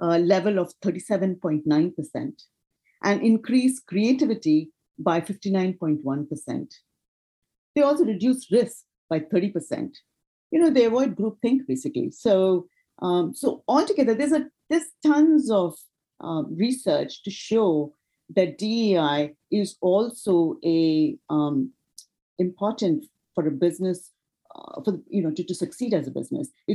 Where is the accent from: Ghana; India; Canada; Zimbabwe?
India; moved away as an adult; also born or lived in United States; now in United Kingdom; I was born and raised in India, and my first career launched there.